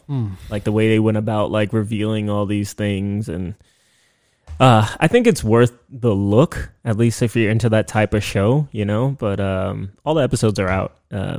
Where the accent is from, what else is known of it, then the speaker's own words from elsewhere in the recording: United States; I grew up in the States, right? And my culture is very much into smells